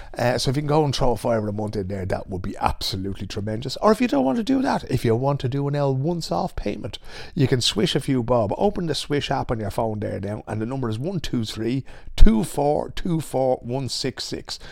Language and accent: English; Dublin, County Dublin, Ireland; now in Sweden; I'm from Dublin, right?